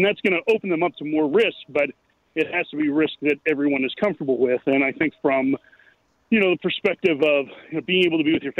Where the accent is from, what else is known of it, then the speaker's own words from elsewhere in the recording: Lake Forest, Illinois, United States; Yep, born and raised.